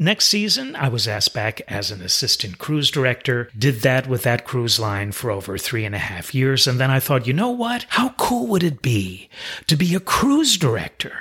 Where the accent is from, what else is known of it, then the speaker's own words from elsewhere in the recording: New York City, New York, United States; moved away; I'm originally from New York City